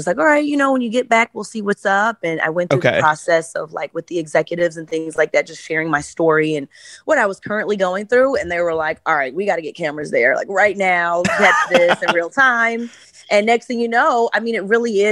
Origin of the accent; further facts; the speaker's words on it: Chicago, Illinois, United States; I'm from Chicago